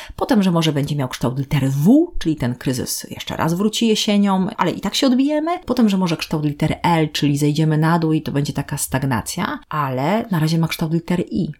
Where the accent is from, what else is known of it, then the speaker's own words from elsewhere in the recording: southern Poland, Poland; also born or lived in Warsaw; now in Gdańsk, Poland; Ja jestem z południa Polski